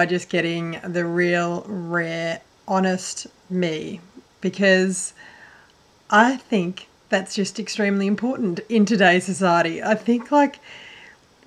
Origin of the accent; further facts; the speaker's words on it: northwest Victoria, Australia; I grew up in a little small country town, northwest Victoria, in Australia